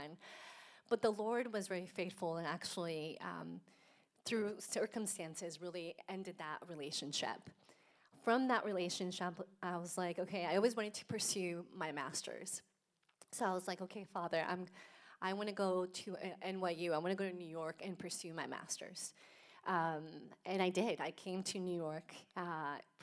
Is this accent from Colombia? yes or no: yes; Colombia; also born or lived in Houston; now in United States; I was born in Colombia, so a little bit south of Germany, and grew up in a Catholic home